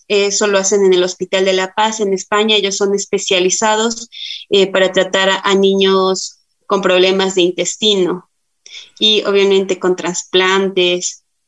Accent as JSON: {"language": "Spanish", "town": "Tulcán", "region": "Carchi", "country": "Ecuador", "said": "yo soy de la ciudad de Tulcán, tengo 31 años"}